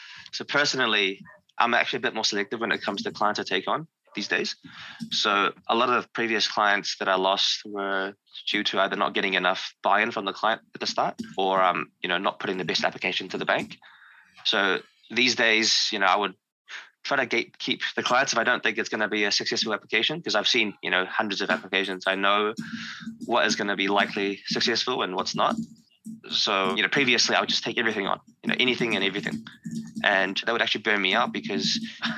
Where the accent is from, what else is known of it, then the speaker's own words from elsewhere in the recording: New Zealand; I'm from New Zealand, a small country in the Pacific Ocean.